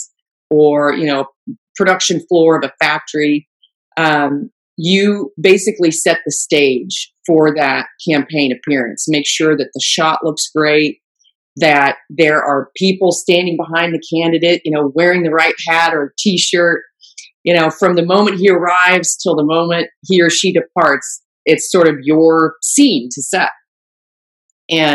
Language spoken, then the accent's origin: English; Germany; moved away; I grew up in Germany, so I'm fluent in German